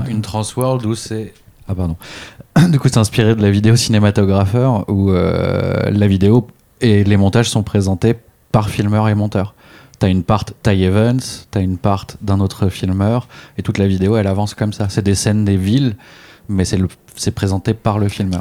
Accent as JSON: {"language": "French", "town": "Clamart", "region": "Île-de-France", "country": "France", "tie": "born or raised there", "also_born_or_lived": "Réunion", "said": "à la base, j'habitais à la Réunion quand j'étais petit. Et c'est en arrivant en France que j'ai découvert le skate sur euh, la place de la ville euh, où j'ai habité"}